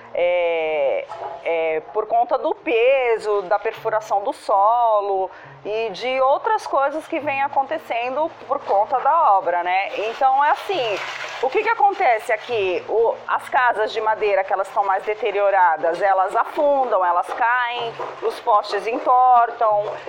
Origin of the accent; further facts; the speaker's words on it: Santos, São Paulo, Brazil; eu nasci em Santos, moro em Santos, me criei em Santos